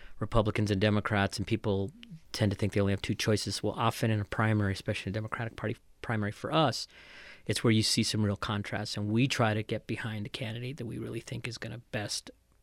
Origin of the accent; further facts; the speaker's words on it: Albuquerque, New Mexico, United States; moved away as an adult; also born or lived in Washington, D.C.; I'm an Albuquerque native. I grew up over in Badala, so right near downtown